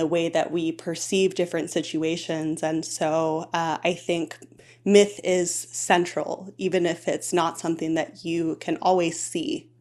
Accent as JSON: {"language": "English", "town": "Homer", "region": "Alaska", "country": "United States", "tie": "born or raised there", "said": "I grew up in Homer, and, and I had a very beautiful childhood"}